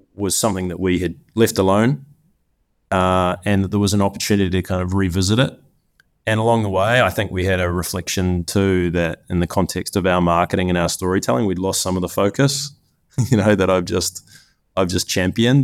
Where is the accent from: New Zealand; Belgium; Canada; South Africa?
New Zealand; moved away as an adult; also born or lived in Cincinnati; I grew up in New Zealand, the land of lots of sheep